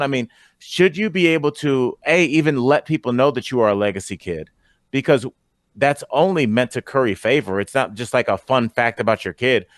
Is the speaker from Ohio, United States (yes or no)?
yes; Cleveland, Ohio, United States; that's my hometown, so Cleveland